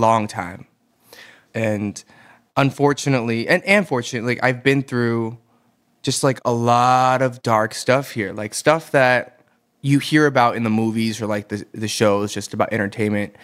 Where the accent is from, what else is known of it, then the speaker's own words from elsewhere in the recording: Atlanta, Georgia, United States; moved away as an adult; also born or lived in Boston; now in South Korea; I am from Atlanta, Georgia. I was born and raised there in the burbs of Atlanta.